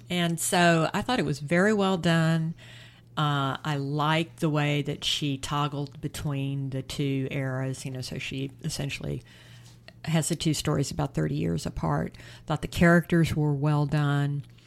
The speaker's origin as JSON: {"language": "English", "region": "the South", "country": "United States", "tie": "born or raised there", "said": "my home state"}